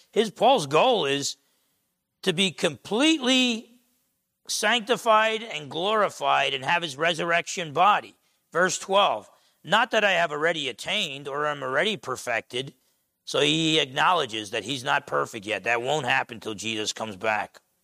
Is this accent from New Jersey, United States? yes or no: yes; New Jersey, United States; moved away; growing up in New Jersey